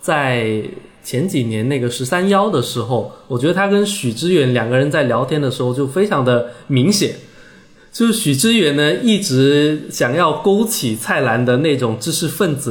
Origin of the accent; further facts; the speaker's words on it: Guangdong, China; 很多的像我这一代的潮汕人，因为受到了呃粤语文化的一个影响。所以大部分既能够说潮汕话，也能够很熟练的掌握粤语，